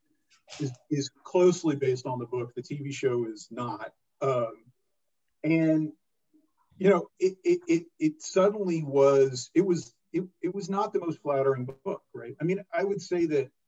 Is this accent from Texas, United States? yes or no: yes; Odessa, Texas, United States; I grew up in Odessa, Texas, which is famous for football